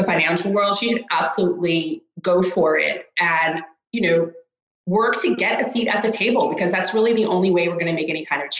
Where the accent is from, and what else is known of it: Rockland County, New York, United States; born or raised there; moved away as an adult; also born or lived in Greenwich, Connecticut; now in Stockholm, Sweden